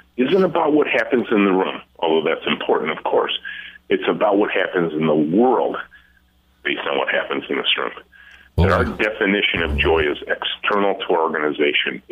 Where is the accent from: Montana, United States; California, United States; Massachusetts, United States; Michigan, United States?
Michigan, United States; Southeast; as a kid growing up in Southeast Michigan